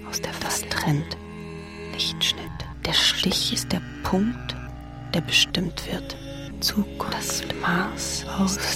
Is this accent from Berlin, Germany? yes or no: no; Hesse, Germany; Iran ist nicht mein Heimatland. Hessen ist mein Heimatland.